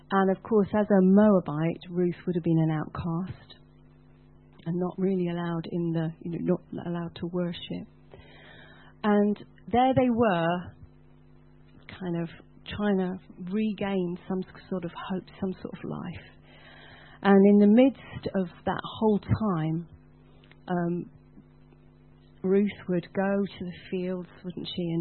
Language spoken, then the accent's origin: English; United Kingdom